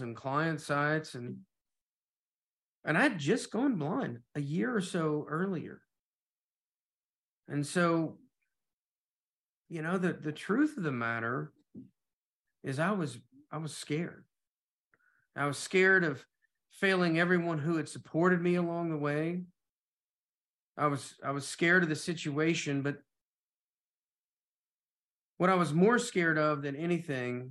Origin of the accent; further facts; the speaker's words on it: Knoxville, Tennessee, United States; moved away as an adult; also born or lived in Atlanta; I'm moving from Knoxville to Atlanta